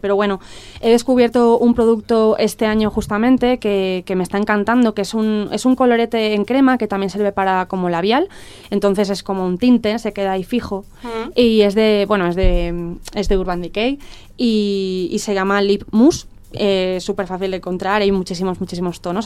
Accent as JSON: {"language": "Spanish", "town": "Dénia", "region": "Valencian Community", "country": "Spain", "moved": "as an adult", "said": "yo soy de Denia y, cuando, cuando me marcho a Valencia para estudiar una carrera"}